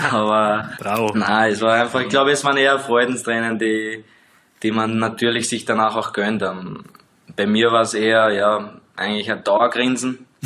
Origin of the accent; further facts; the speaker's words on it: Liechtenstein; als direkt bei uns in Liechtenstein.